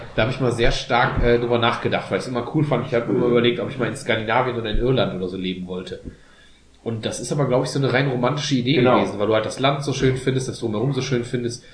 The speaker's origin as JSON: {"language": "German", "country": "Germany", "said": "wir sind als Deutsche"}